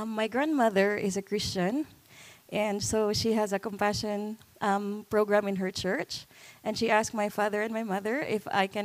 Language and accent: English; Philippines; So I I live and was raised in a slum area.